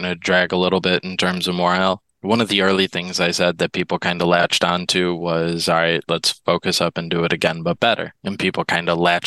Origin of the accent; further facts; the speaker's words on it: Midwest, United States; I grew up in the Midwest